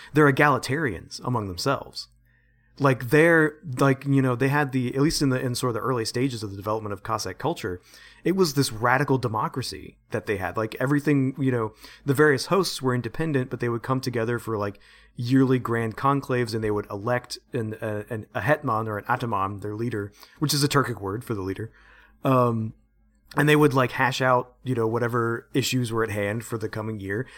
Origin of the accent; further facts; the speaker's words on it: United States; I'm such an American